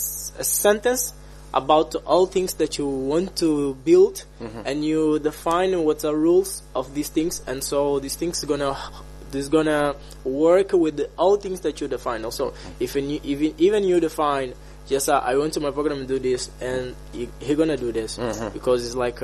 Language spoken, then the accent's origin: English; Angola; from Angola